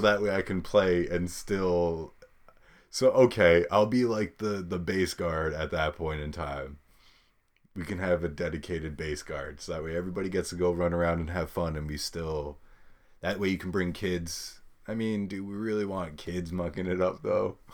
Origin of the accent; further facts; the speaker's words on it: New York, United States; we're from New York